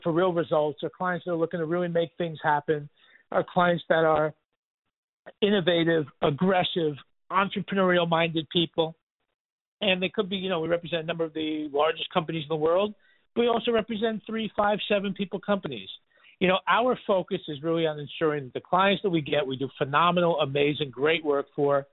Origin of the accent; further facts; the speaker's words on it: New York City, New York, United States; I grew up in Riverdale, right on the border, right where Riverdale starts